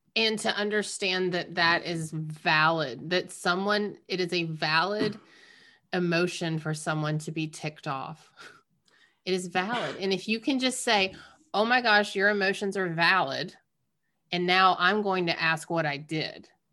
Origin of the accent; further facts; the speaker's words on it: the South, United States; growing up in the South